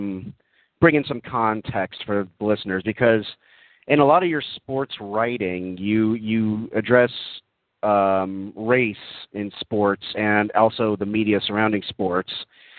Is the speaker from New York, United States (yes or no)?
no; Texas, United States; I'm also from Texas.